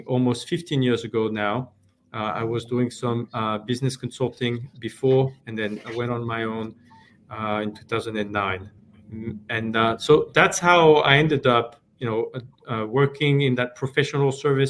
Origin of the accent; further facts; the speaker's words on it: France; moved away as an adult; now in United States; I'm originally from France. I moved to the US almost 25 years ago now